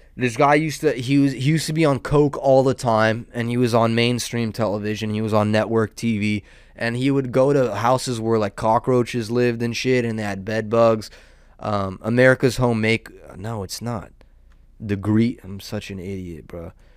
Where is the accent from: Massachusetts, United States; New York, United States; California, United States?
California, United States; Southern; I'm a degenerate from Southern California.